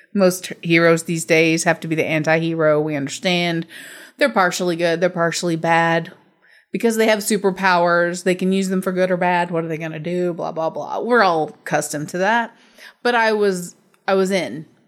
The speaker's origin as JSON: {"language": "English", "country": "United States", "said": "I'm from America"}